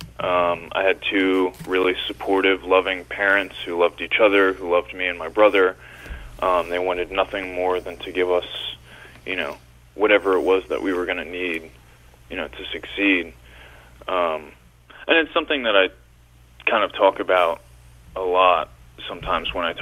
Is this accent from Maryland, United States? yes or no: no; Hershey, Pennsylvania, United States; also born or lived in Little Rock, Arkansas; Pretty early on in my life, we moved up to Hershey, Pennsylvania, and that was really where I grew up. I've pretty much spent my whole life in Pennsylvania